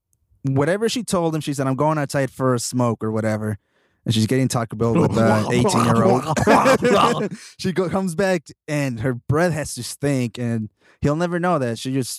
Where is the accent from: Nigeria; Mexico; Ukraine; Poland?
Mexico; now in United States; I'm from Mexico